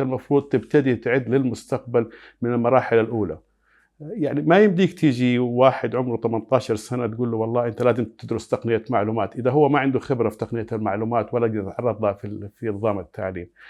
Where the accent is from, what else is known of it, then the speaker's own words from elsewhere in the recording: Saudi Arabia; عندنا في السعودية